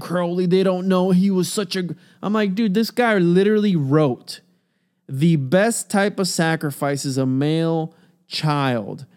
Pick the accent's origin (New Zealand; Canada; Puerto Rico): Puerto Rico; now in Florida, United States; I'm Puerto Rican